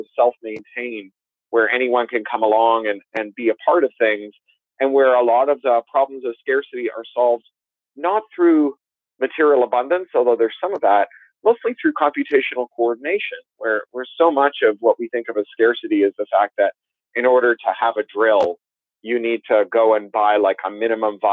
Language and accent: English; Canada; also born or lived in United Kingdom; now in Southern California, United States; I'm Canadian by birth. I also have British citizenship. I live in Southern California